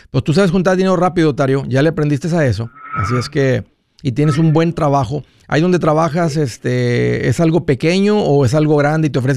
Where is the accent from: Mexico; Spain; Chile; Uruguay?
Mexico; Oaxaca; Oaxaca, México.